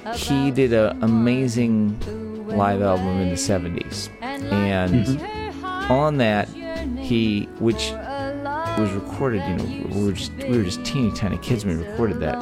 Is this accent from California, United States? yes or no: no; Texas, United States; born or raised there